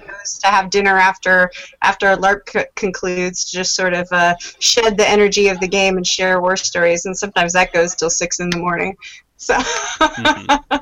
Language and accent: English; Las Vegas, Nevada, United States; my hometown of Las Vegas